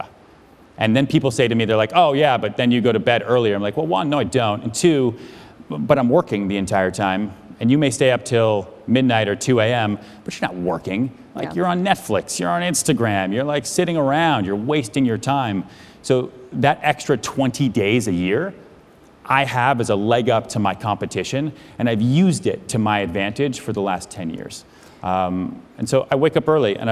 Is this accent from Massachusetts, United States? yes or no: yes; outside Boston, Massachusetts, United States; now in New York City, United States; I grew up outside Boston